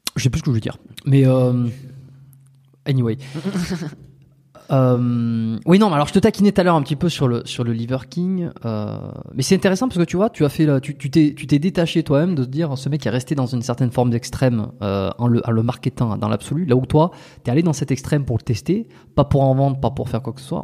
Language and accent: French; France; moved away as an adult; also born or lived in Montreal, Canada; on est des expatriés, tu vois, on est français, on est euh, ici. Moi, j'ai vécu 5 ans à Montréal, au Canada.